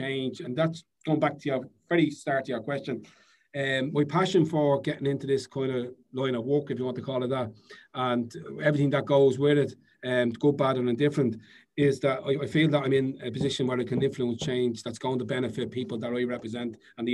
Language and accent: English; Dublin, Leinster, Ireland; I was the first person from my area in Knockandalkin to become mayor of South Dublin